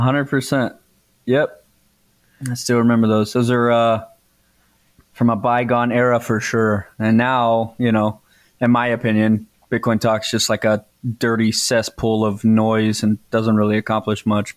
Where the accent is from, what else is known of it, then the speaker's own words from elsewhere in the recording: Texas, United States; I'm from Texas